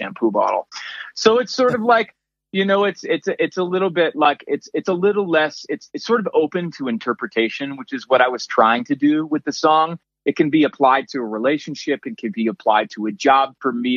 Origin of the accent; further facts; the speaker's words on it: Maine, United States; town I grew up in Maine